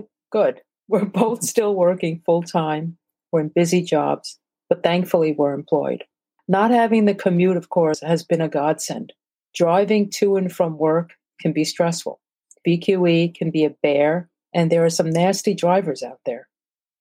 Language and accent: English; New York City, New York, United States; also born or lived in Brazil / Brookline, Massachusetts / Newark, New Jersey; I'm Asian, born in Brazil, South America, and grew up in Flatbush, Brooklyn